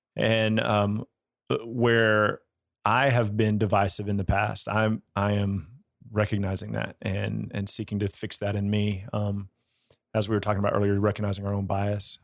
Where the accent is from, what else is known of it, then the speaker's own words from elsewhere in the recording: United States; growing up in the American church